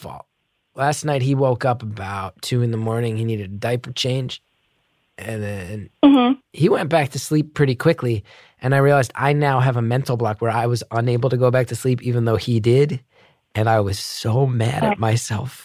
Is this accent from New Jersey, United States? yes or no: yes; New Jersey, United States; moved away; growing up in New Jersey